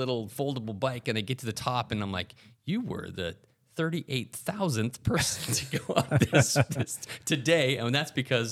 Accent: United States; As an American

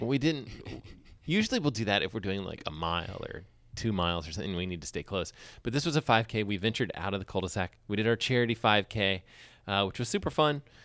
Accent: Huntsville, Alabama, United States; moved away; I grew up in Huntsville

